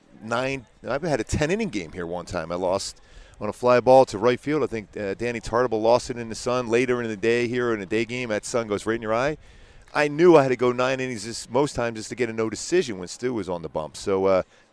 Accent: Philadelphia, Pennsylvania, United States; where I grew up in Philly, that's what we always did, playing stickball and stuff.

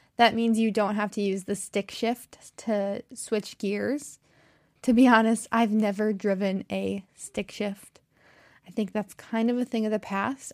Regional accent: United States; accent: American; I am American, true and true, That means I've, I'm very American. I've never lived in another country

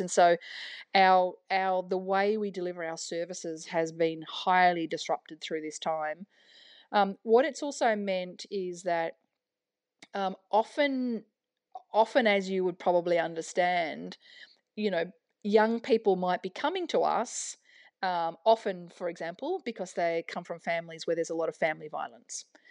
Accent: New South Wales, Australia; also born or lived in Canberra; now in Melbourne, Australia; I'm from New South Wales originally

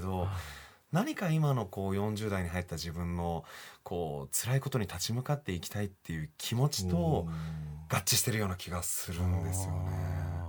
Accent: Tokyo, Japan; 僕の実家が蒲田だったんですけど

